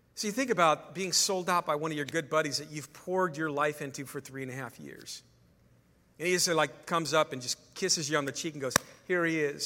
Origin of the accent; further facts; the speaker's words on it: California, United States; I'm a California guy